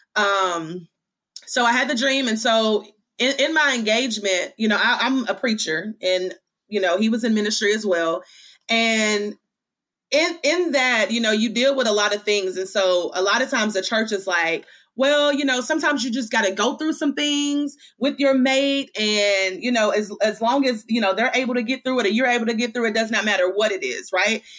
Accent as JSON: {"language": "English", "town": "Hickman", "region": "Kentucky", "country": "United States", "moved": "yes", "lives_now": "Chattanooga, United States", "said": "I am from Hickman, Kentucky. So that's Western Kentucky. I actually live now in Chattanooga, Tennessee"}